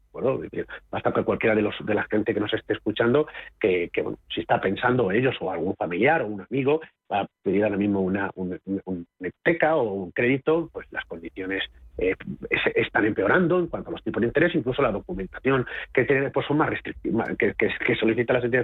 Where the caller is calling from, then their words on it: Cádiz, Andalusia, Spain; Buenas tardes … de Cádiz para el consultorio de fondos de cierre de mercados